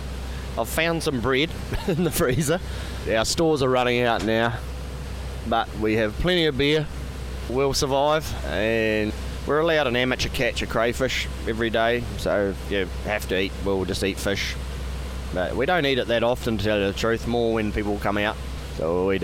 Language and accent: English; Jackson Bay, West Coast, New Zealand; Oh, I grew up in Jackson Bay, which is 3.5 hours from here, 20 knots.